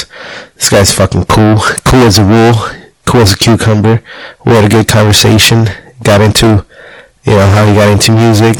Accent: Jalisco, Mexico; I was born in Azcaltan, Jalisco, my parents as well

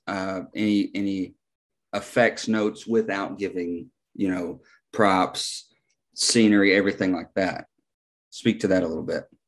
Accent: United States; I'm an American

